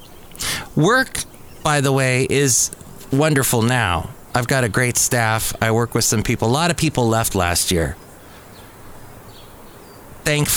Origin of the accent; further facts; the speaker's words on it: California, United States; I'm a Californian